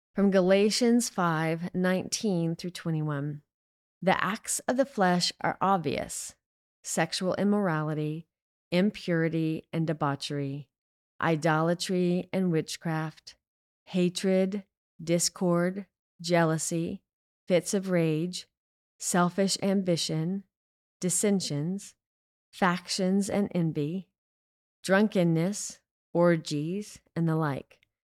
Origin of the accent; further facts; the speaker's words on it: the South, Southern United States, United States; Being a Southerner